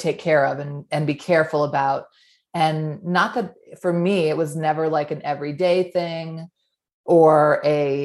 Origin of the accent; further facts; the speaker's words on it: New England, United States; moved away as an adult; now in Utah, United States; I grew up in New England. I've been in Utah for the last 15 or 16 years